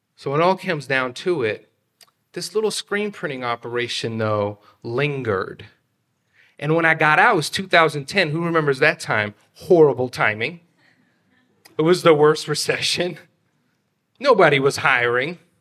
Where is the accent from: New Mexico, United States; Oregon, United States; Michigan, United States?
Oregon, United States; Beaverton; English is a second language; I grew up in Beaverton